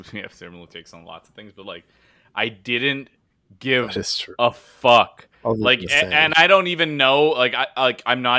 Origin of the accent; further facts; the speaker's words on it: Canada; I say that as an Indian Canadian